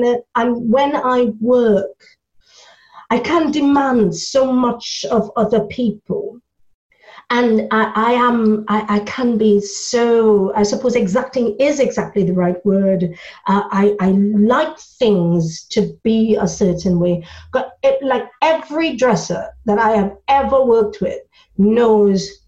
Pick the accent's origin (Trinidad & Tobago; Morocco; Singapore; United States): Trinidad & Tobago; moved away as an adult; now in United Kingdom; I come from Trinidad, and so when I came to this country, I was an adult. It was about 20 years ago, so I was 26